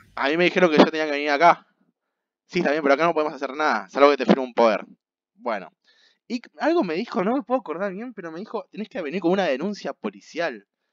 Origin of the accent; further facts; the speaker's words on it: Argentina; soy argentino